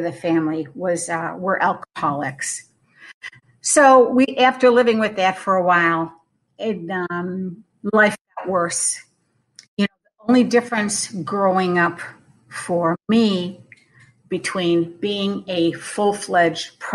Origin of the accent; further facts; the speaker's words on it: Western New York, United States; I was born and raised in Western New York, right on Lake Erie